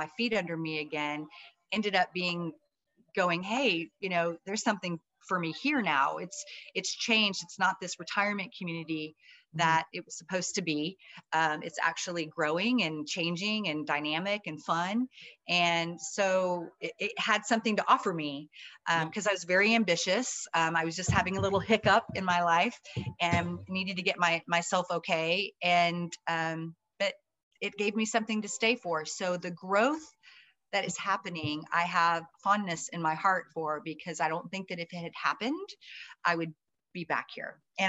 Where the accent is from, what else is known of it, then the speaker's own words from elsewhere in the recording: New Braunfels, Texas, United States; moved away as an adult; So I've always just been here in New Braunfels, a good old German girl. The last names are Welker and Wagenfier. So we're very, very German. And then my mom obviously married a …, which is Scotch Irish. So I'm Irish and German.